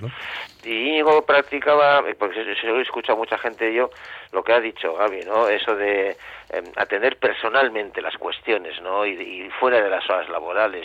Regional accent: Bilbao, Basque Country, Spain; moved away; Nosotros de Bilbao

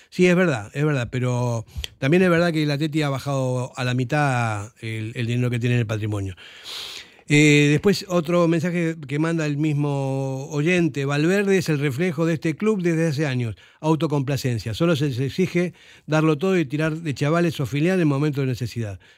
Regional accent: Argentina; now in Spain; yo empecé a ver el Atleti en los años 80, cuando vine de la Argentina

